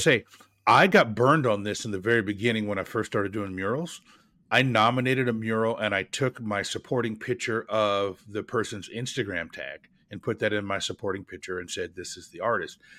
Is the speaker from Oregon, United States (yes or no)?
yes; Oregon, United States; the state of Oregon, where I, where I'm, my home state.